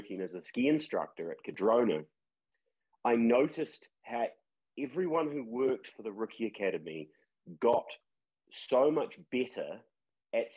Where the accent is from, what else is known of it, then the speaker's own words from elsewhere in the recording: Christchurch, Canterbury, New Zealand; I grew up in Christchurch